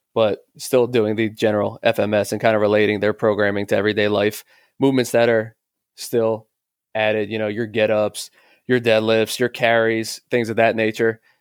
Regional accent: Philadelphia, Pennsylvania, United States; my father was a fighter in Philadelphia, so I'm originally from Philadelphia

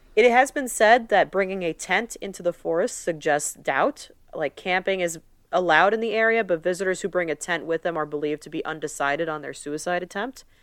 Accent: United States; We're two American girls

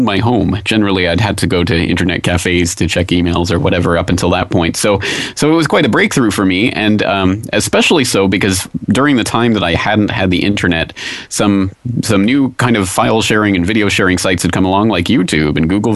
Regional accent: Canada; moved away as an adult; now in Japan; I'm a Canadian citizen. I live in Japan

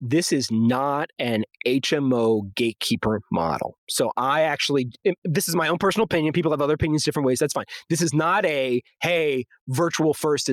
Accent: Maryland, United States; moved away as an adult; also born or lived in Illinois / Baltimore / Dallas-Fort Worth; I grew up in Maryland

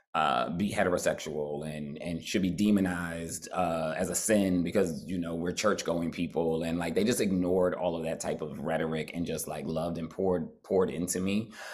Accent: New Jersey, United States; I'm from Jersey

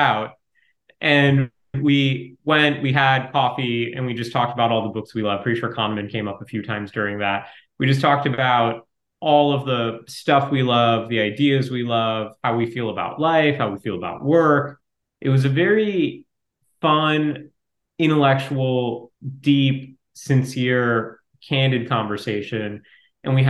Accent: Ohio, United States; I grew up in Ohio

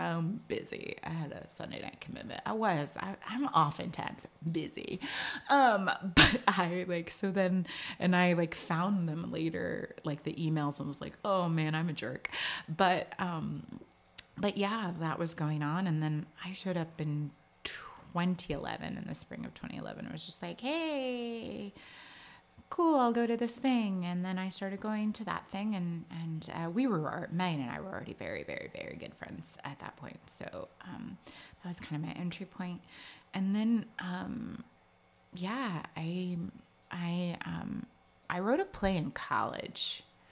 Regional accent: California, United States; moved away as an adult; now in New York, United States; I'm from California originally. I moved to New York at the tender age of 18

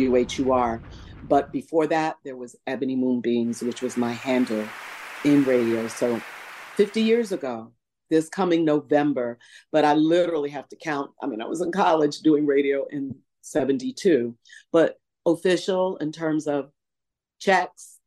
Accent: New York City, New York, United States; moved away as an adult; now in Philadelphia, United States; Even though I'm a native New Yorker, I will never abandon where I'm from. I'm a girl from, I was born in Queens, raised as a little girl in the Bronx, and a teenager in Harlem

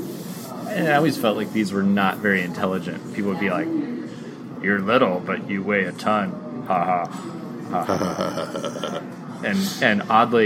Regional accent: Tucson, Arizona, United States; growing up on Northwest Tucson, like, in my era, my age

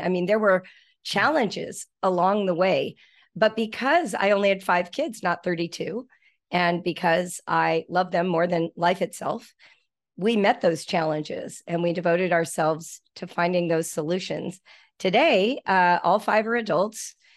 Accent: Malibu, California, United States; In the nineteen seventies, I grew up in Malibu Canyon

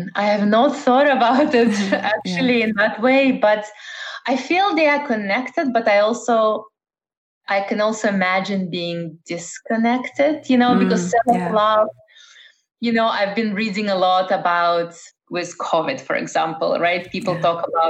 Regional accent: Netherlands; also born or lived in Russia; now in United States; But I was born in Russia, former Soviet Union. I grew up in the Netherlands and I've lived in Eastern Europe, in Middle East.

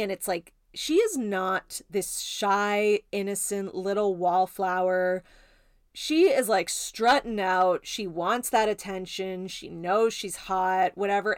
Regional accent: Canada; I'm Canadian

